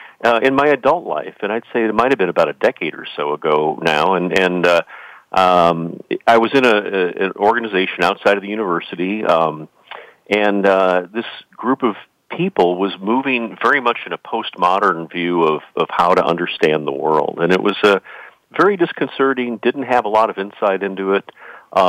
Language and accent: English; Chicago, Illinois, United States; I grew up in the Chicago area in the 1960s